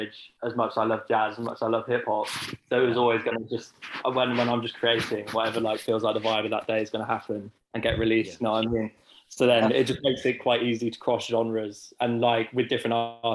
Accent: Birmingham, West Midlands, United Kingdom; moved away as an adult; now in Leeds, United Kingdom; I'm from Birmingham

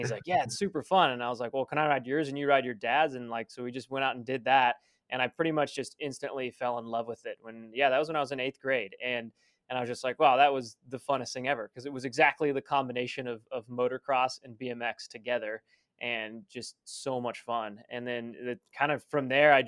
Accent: Southern California, United States; I grew up in Southern California

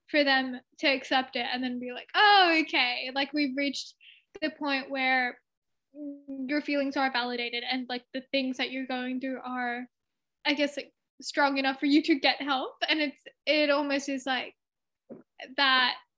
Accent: Sydney, New South Wales, Australia; also born or lived in India (ancestry); my family is from India, um, and I was born and raised in Australia.

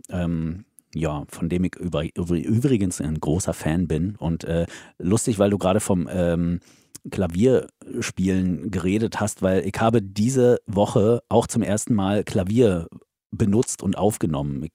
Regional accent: the East, eastern Germany, Germany; moved away as an adult; now in Hesse, Germany; Kommen wir aus dem Osten, wir hatten ja nichts

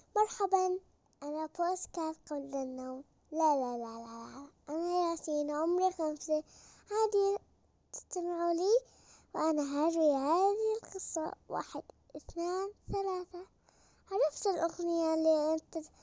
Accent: Egypt; من مصر

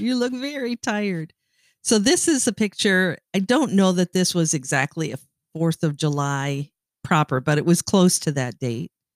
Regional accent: Canada; now in United States; I am Canadian.

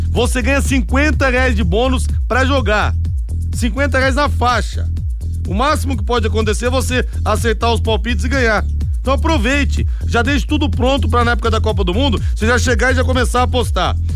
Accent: São José dos Campos, São Paulo, Brazil; moved away; pela minha São Zé dos Campos, então, indo para Campos do Jordão, pela minha terra amada, pela minha terra querida.

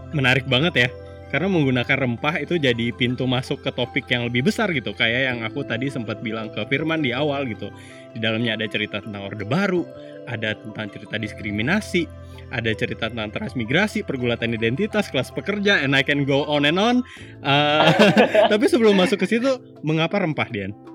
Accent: Singkawang, West Kalimantan, Indonesia; moved away; also born or lived in West Java / Jakarta; aku kan gedenya di Kalimantan ya, di Singkawang, Singkawang Sanggau, daerah Kalimantan Barat

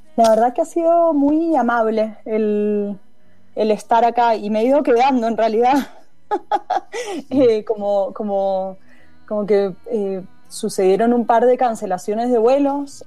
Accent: Mendoza, Argentina; Yo soy de la calle Godoy Cruz, eh, crecí en Godoy Cruz entre Patricia y Mitre

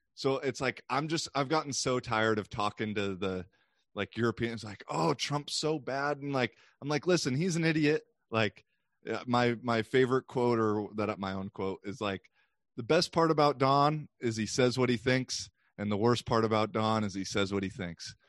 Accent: United States; as a American

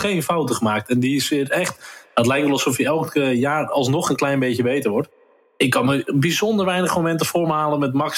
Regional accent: Netherlands; Natuurlijk zijn we Nederlanders

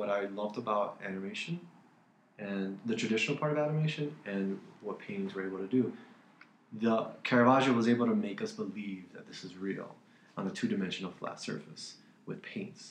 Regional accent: Miami, Florida, United States; also born or lived in Sarasota; I was born, raised in Miami

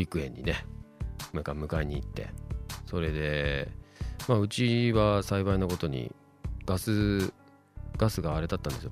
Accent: Chiba, Japan; moved away as an adult; also born or lived in Indonesia / Australia; now in Sendai, Japan; 出身は千葉シーンになります

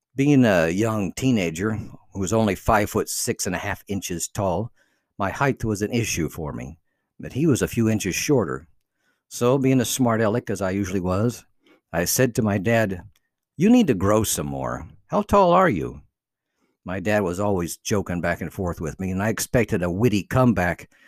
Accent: Cuba; English is a second language; moved away as an adult; also born or lived in North Carolina, United States; now in United States; I had left Cuba to come to America

